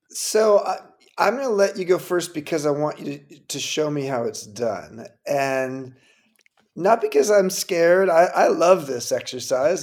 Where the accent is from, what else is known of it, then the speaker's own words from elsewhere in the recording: California, United States; I grew up in California